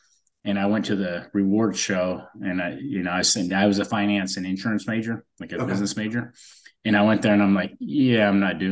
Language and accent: English; California, United States; also born or lived in Fontana, California; I was born in Fontana, California, but we moved north when I was about one